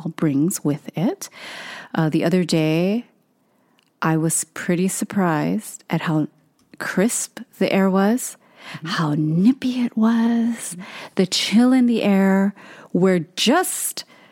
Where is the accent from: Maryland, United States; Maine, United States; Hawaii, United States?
Hawaii, United States; moved away; born and raised in Hawaii